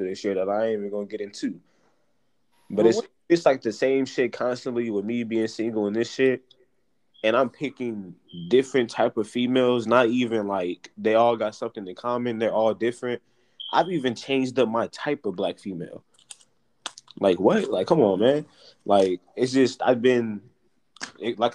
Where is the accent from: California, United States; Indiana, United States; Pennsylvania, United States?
California, United States; Pasadena; Me growing up in Pasadena